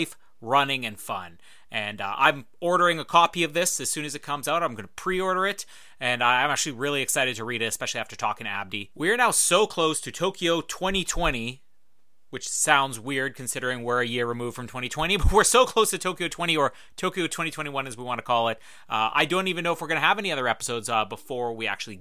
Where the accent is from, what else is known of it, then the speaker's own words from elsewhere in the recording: Winnipeg, Manitoba, Canada; I'm from Winnipeg